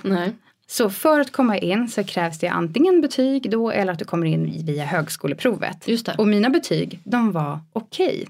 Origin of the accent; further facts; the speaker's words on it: about 100 km south of Stockholm, near Nyköping, Södermanland, Sweden; now in Stockholm, Sweden; jag är inte uppväxt i Stockholm heller Nej. utan jag, ja men typ 10 mil eh, söder om Stockholm